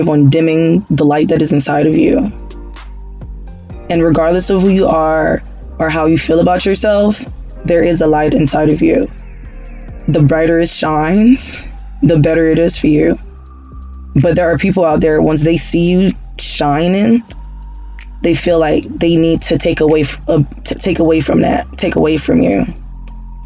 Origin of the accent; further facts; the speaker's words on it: Haiti; moved away; I am originally from Haiti